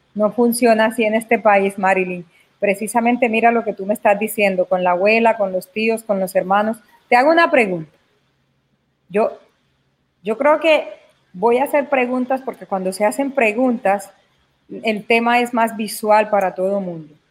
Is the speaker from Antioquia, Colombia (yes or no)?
yes; Caucasia, Antioquia, Colombia; moved away; es de mi natal Caucasia, porque es el pueblo donde yo nací.